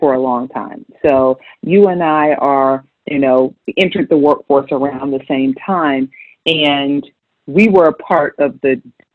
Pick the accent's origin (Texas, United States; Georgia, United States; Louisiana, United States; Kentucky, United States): Georgia, United States; Augusta; I'm from Augusta.